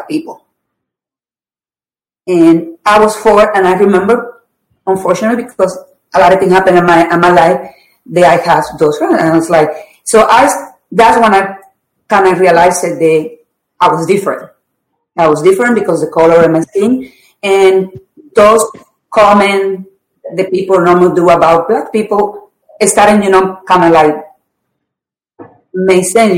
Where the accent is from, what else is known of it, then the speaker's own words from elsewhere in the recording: Puerto Rico; I grew up in a very poor neighborhood in Puerto Rico